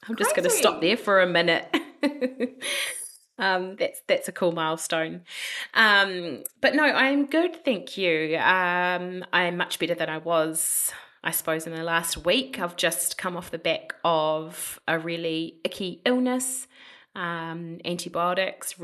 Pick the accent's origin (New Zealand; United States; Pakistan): New Zealand; We're two Kiwi girls